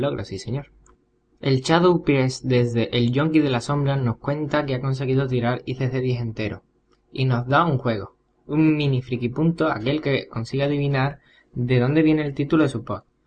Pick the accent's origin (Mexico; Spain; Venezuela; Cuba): Spain; Seville, Andalusia; soy un guaguero sevillano